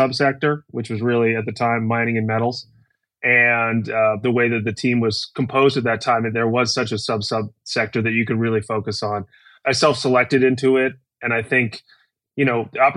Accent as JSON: {"language": "English", "town": "New York City", "region": "New York", "country": "United States", "also_born_or_lived": "Texas / Kentucky", "moved": "as an adult", "said": "I'm originally from New York City, where I still live today, although spent about a decade in between in the middle of the country."}